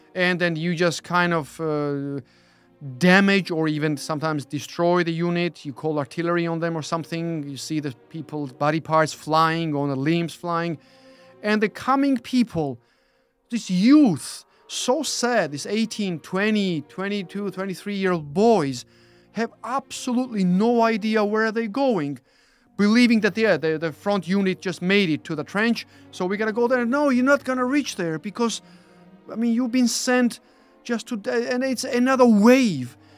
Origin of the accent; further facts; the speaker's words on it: Georgia; moved away as an adult; now in United Kingdom; being born and then growing up in Georgia